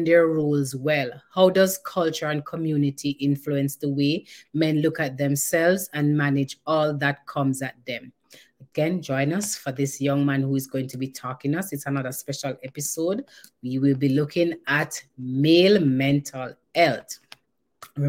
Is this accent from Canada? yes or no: no; Jamaica; I'm Jamaican